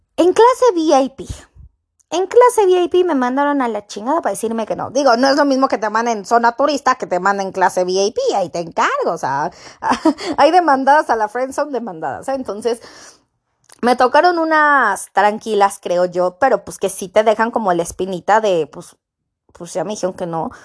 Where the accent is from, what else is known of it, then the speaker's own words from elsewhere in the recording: Mexico; yo soy mexicana